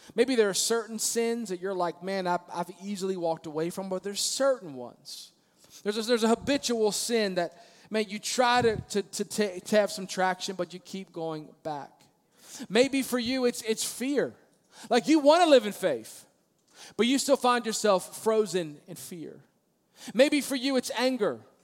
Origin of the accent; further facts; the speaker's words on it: Maryland, United States; moved away; also born or lived in Virginia Beach, Virginia; I grew up in Maryland